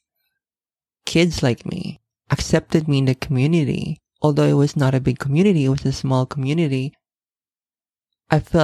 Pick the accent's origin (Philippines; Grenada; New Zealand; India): Philippines; Manila, Metro Manila; I was born and raised in Manila, Philippines